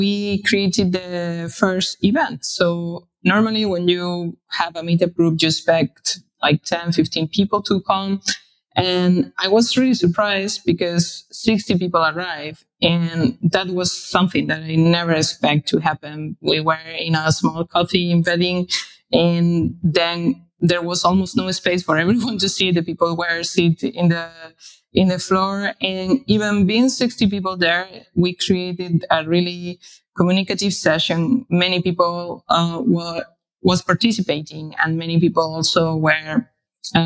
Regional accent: Spain; moved away as an adult; now in Berlin, Germany; I'm originally from Spain, but I have been living here in Berlin for a few years.

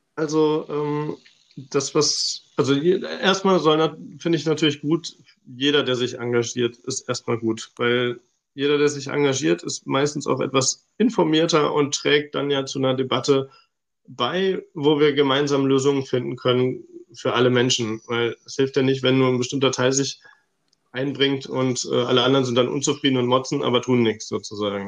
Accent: Hilden, North Rhine-Westphalia, Germany; moved away as an adult; also born or lived in Stuttgart; now in Nuremberg, Germany; ich komme ursprünglich aus Hilden im Rheinland äh, zwischen Düsseldorf und Köln.

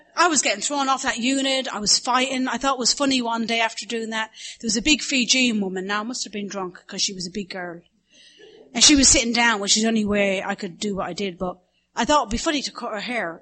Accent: the Midlands in Ireland, Ireland; accent: Irish Midlands; now in Studio City, United States; My accent is from the Midlands in Ireland

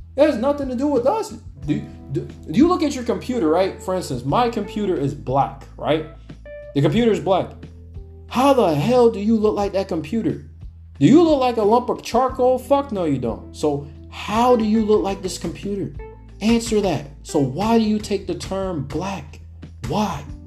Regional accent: Alaska, United States; moved away; I know a good bit of them in Alaska you know, growing up back home

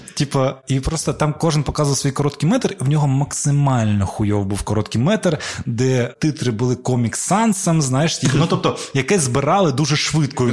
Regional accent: Crimea, Ukraine; я типу з Криму, я кримський татарин

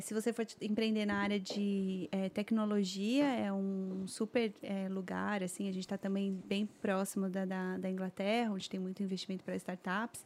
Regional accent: São Paulo, Brazil; moved away as an adult; eu sou, sou, sou de São Paulo

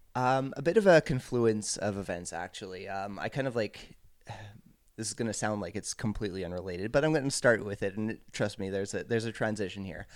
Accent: Montreal area, Quebec, Canada; I grew up off island.

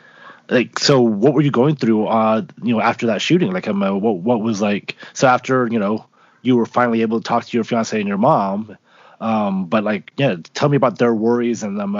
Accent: Utah, United States; growing up in Utah, I do see why people say that.

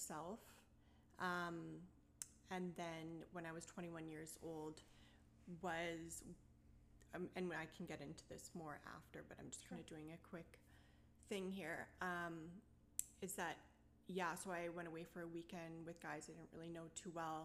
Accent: Maple Ridge, British Columbia, Canada; I was born and raised in Maple Ridge.

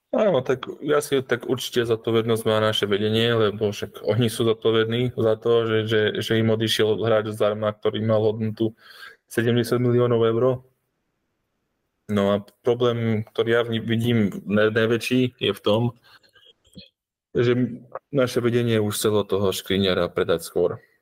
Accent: Slovakia; aký sme my Slováci

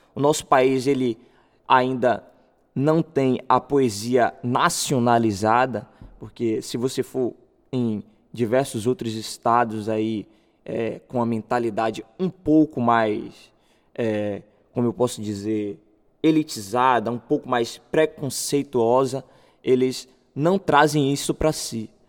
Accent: Salvador, Bahia, Brazil; eu sou morador do bairro de Novo Horizonte, ali perto de Sussuarana

